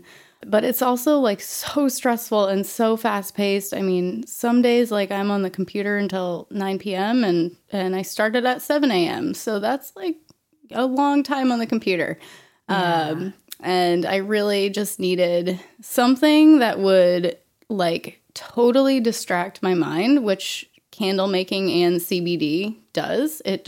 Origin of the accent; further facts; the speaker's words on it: Auburn, Maine, United States; also born or lived in Vermont; now in Portland, United States; So I'm originally from Auburn, central Maine. I went off to college in Vermont for a few years, really, really spread my wings there. Moved back to Maine, to Auburn, my parents' house